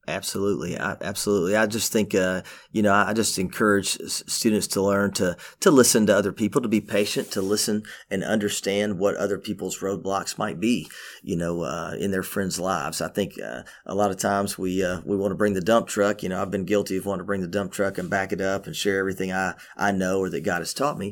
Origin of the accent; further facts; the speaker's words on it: Memphis, Tennessee, United States; also born or lived in Cookeville, Tennessee; I was born in Cookville, but I was raised in, uh, the inner city of Memphis